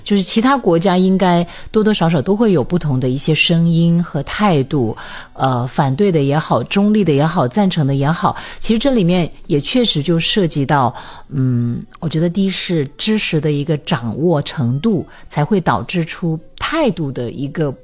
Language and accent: Chinese; Hunan, China; 我是湖南人